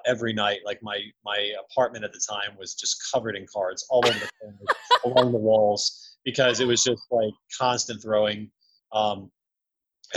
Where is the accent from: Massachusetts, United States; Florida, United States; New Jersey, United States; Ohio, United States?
Florida, United States; Orlando; I grew up in Orlando, Florida